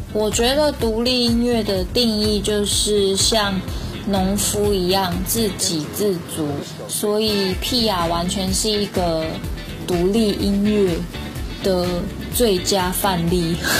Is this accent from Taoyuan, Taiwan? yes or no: no; Kaohsiung, Taiwan; 我是来自台湾的高雄。高雄是一个很热情，天气也很热的地方